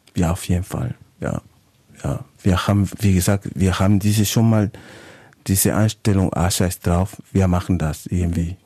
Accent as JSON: {"language": "German", "region": "Valparaíso", "country": "Chile", "also_born_or_lived": "Oldenburg, Germany", "second_language": "German", "moved": "as an adult", "lives_now": "Germany", "said": "ich komme ja aus Valparaiso, ist eine mhm. Hafenstadt, so wie Hamburg."}